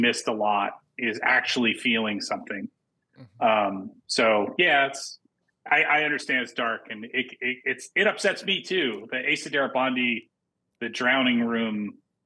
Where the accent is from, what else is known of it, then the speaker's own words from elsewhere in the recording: New York City, New York, United States; I grew up in New York City in the 70s and the 80s